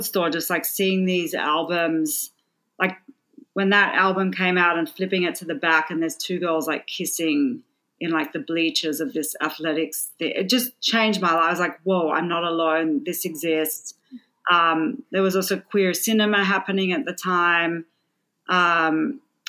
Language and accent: English; Sydney, New South Wales, Australia; moved away as an adult; also born or lived in Melbourne; I grew up in Sydney, Australia